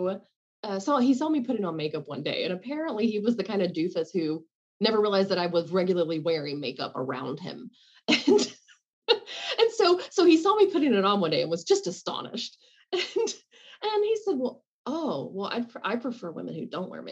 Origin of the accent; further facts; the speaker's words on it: the South, United States; I grew up in the South and you went to the grocery store wearing makeup